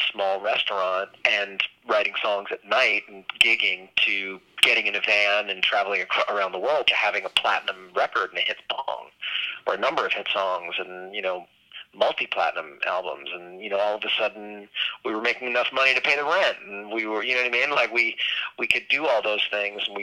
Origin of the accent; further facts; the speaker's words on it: New York City, New York, United States; moved away as an adult; also born or lived in Los Angeles; I'm originally from New York City.